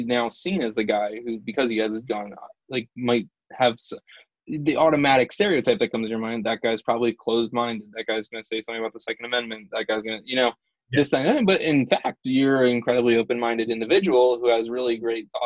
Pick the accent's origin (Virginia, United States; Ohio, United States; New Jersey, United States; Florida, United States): New Jersey, United States; I am from right across the bridge in New Jersey